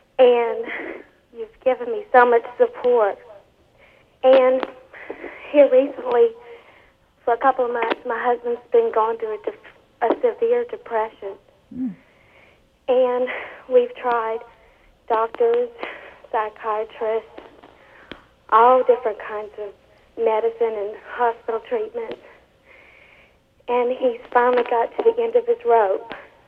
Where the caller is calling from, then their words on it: Lake Charles, Louisiana, United States; Lake Charles.